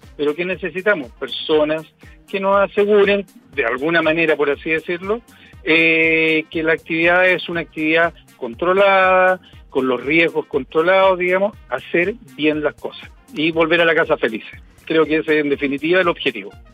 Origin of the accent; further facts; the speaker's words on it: Cajón del Maipo, Santiago Metropolitan Region, Chile; yo que soy de aquí de la zona del Cajón del Maipo